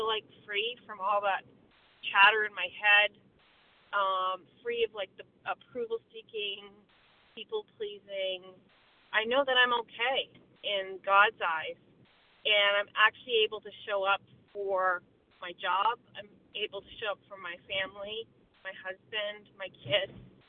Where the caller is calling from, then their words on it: Vermont, United States; I'm from Vermont, and I'm a recovered compulsive overeater.